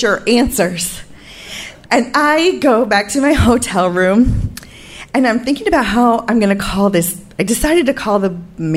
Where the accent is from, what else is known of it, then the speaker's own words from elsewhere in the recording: United States; I'm from America